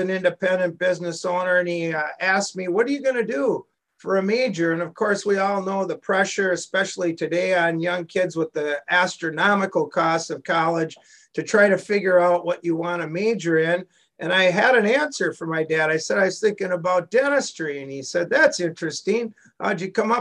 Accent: Minneapolis–Saint Paul, Minnesota, United States; I'm originally from the Twin Cities. I went to St. Thomas Academy and then the College of St. Thomas.

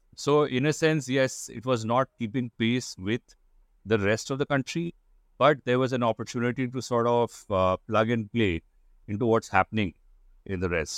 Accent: Kolkata, West Bengal, India; also born or lived in United States / London, United Kingdom; I am born and brought up in Calcutta, in India, and lived here pretty much all my life

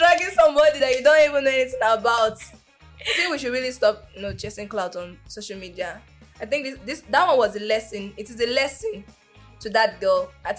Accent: Lagos, Nigeria; I am an abiru. I grew up in Ajegunle

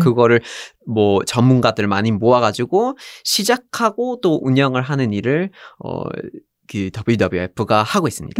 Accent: Vermont, United States; Korean is a second language; moved away as an adult; now in South Korea; 미국에서 자랐고 버몬트에서 자랐고

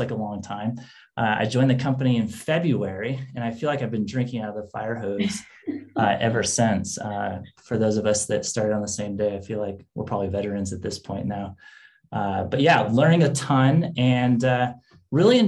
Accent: Washington, United States; moved away as an adult; now in California, United States; I grew up in Washington State in the Great Northwest.

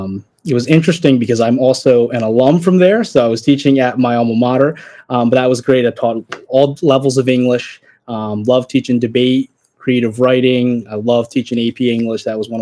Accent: Pennsylvania, United States; born or raised there

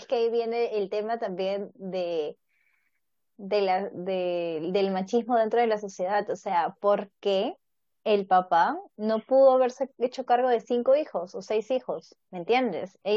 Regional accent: Peru

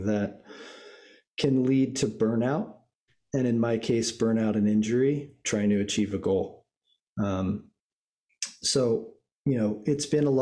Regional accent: Boulder, Colorado, United States; growing up in Boulder, Colorado, and really getting exposed to sport at an early age

